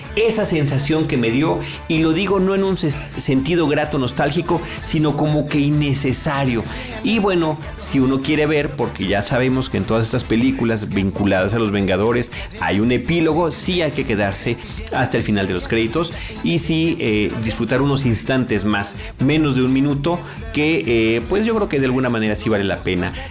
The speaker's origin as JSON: {"language": "Spanish", "country": "Mexico"}